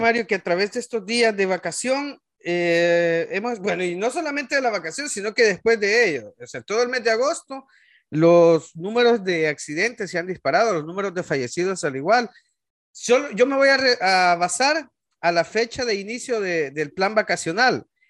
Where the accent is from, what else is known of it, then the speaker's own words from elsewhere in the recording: El Salvador; moved away; como salvadoreños